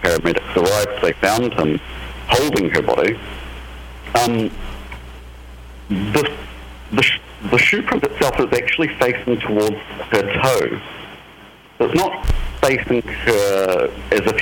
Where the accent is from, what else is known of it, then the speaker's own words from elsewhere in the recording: New Zealand; I'm from New Zealand